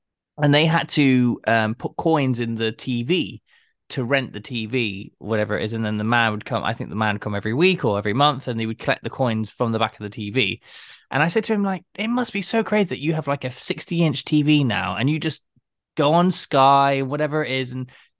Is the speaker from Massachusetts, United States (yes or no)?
yes; Plymouth, Massachusetts, United States; Plymouth, my hometown. That's why I love it.